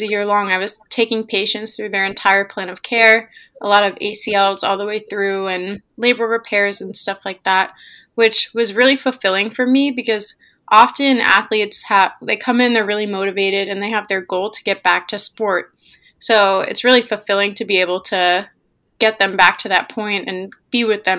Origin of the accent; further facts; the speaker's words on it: New Hyde Park, New York, United States; also born or lived in Pittsburgh, Pennsylvania; I'm from New Hyde Park, New York, which is on Long Island.